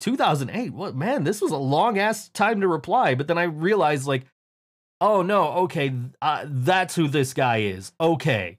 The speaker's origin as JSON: {"language": "English", "country": "United States", "said": "I am the American guy that nobody likes."}